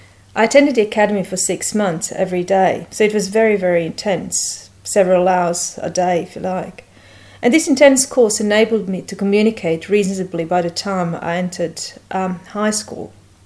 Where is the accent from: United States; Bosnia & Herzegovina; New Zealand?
Bosnia & Herzegovina; English is a second language; I was born and raised in Bosnia, but no, this is not this kind of story. It's not about the war.